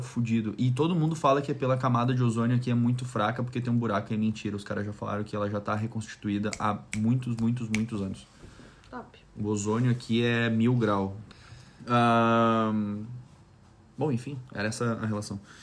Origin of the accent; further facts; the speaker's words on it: Brazil; moved away as an adult; now in Tasmania, Australia; sou brasileiro